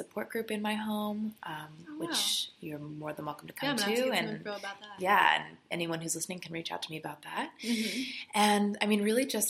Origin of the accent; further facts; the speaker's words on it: California, United States; moved away as an adult; now in Los Angeles, United States; I'm still from California. I'm from about 2 hours away, the high desert.